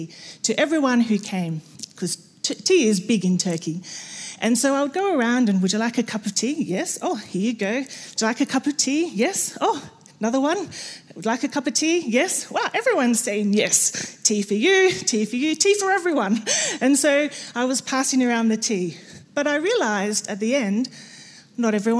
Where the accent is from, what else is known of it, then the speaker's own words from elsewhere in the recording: Australia; I'm Australian